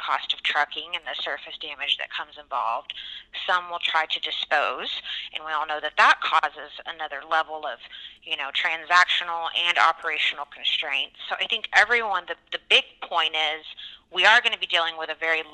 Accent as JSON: {"language": "English", "region": "Texas", "country": "United States", "tie": "born or raised there", "moved": "as an adult", "lives_now": "Oklahoma, United States", "said": "I'm kind of a Tex homan, born and raised in Texas, but I've practiced and have spent a lot of my adult life here in Oklahoma"}